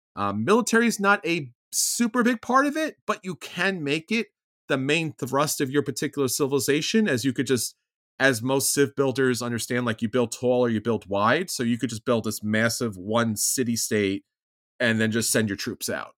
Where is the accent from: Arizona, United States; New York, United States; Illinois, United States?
New York, United States; I'm a New Yorker or Italian